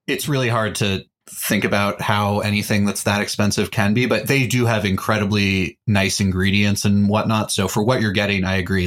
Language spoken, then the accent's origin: English; Texas, United States; I am a Texan